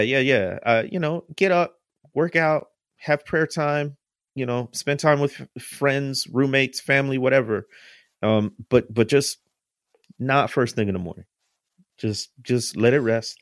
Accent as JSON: {"language": "English", "region": "Midwest", "country": "United States", "said": "I'm from the Midwest, and, uh, food-wise, we're, we're meat and potato people"}